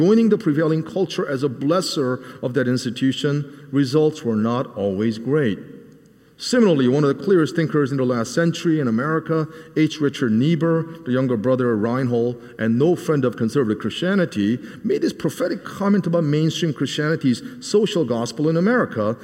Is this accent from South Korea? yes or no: yes; South Korea; now in Nashville, United States; a small child growing up in Korea